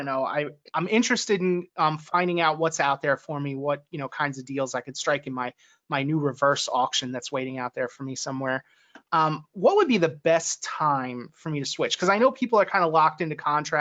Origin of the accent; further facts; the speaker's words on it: Mercer County, New Jersey, United States; I grew up in Mercer County.